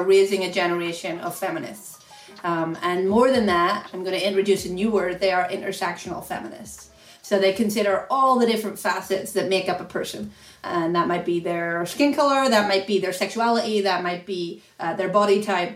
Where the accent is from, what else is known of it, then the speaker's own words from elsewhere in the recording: Ireland; moved away; I grew up in Ireland, so a long way from here